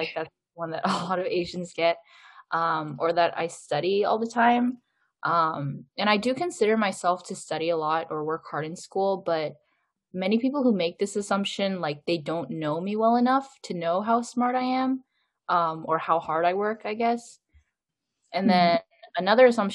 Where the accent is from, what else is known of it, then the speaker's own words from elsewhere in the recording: Seattle, Washington, United States; I'm Korean American and I'm from Seattle, Washington